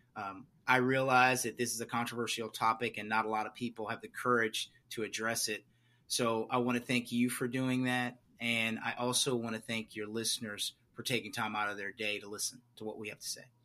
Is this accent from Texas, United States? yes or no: yes; Beaumont, Texas, United States; I'm originally from a place called Beaumont, Texas